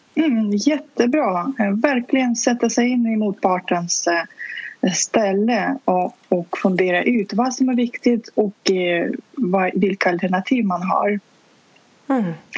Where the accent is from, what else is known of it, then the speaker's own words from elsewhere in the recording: Saint Petersburg, Russia; first language Russian; Swedish is a second language; also born or lived in Stockholm region, Sweden; now in Stockholm, Sweden; ursprungligen kommer jag från Sankt Petersburg där jag var född och uppvuxen. Så ryska är mitt